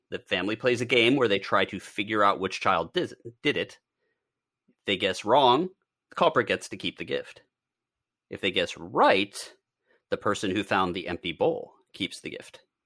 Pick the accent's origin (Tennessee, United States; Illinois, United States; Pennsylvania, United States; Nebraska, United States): Pennsylvania, United States; It's, uh, not Amish country, but I'm from Pennsylvania